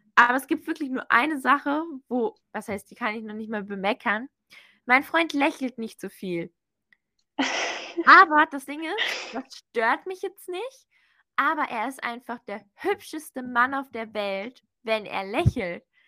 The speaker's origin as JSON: {"language": "German", "country": "Germany", "said": "ich bin Deutsche"}